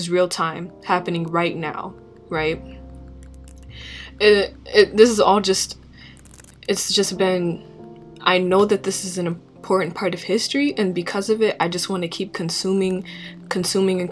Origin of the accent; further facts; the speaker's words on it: St. Paul, Minnesota, United States; as a Minnesotan, as somebody who was born and raised in St. Paul